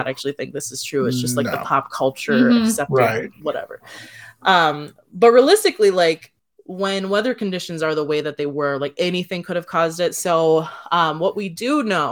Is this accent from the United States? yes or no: yes; Wisconsin, United States; someone who was born and raised in Wisconsin